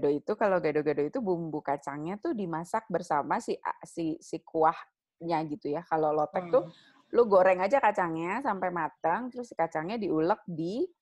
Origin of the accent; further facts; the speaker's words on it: Lampung, Indonesia; Gue tuh waktu kecil di Lampung gue sering makan lotek